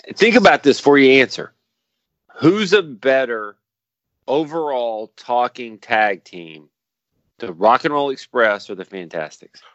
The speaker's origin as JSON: {"language": "English", "town": "Dallas", "region": "Texas", "country": "United States", "tie": "born or raised there", "said": "I'm from Dallas"}